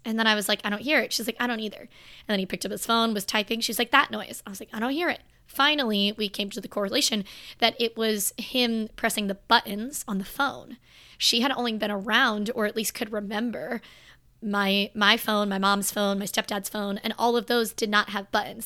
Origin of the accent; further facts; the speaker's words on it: Florida, United States; I'm from Florida.